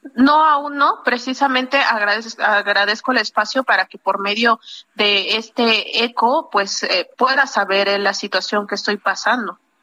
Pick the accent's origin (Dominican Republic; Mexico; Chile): Mexico; Oaxaca